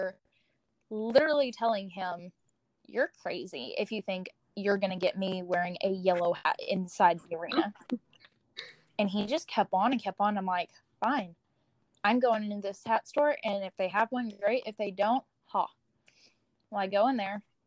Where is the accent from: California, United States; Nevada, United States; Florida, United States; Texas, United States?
Texas, United States; moved away; I'm from Texas, but I kind of live wherever at this moment in time